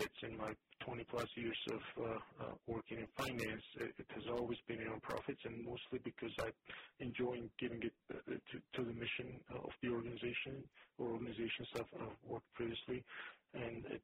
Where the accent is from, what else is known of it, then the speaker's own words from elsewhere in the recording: Georgia; moved away as an adult; also born or lived in Zimbabwe / Russia; now in United States; I grew up in Tennessee, Georgia. I was 21 when I left it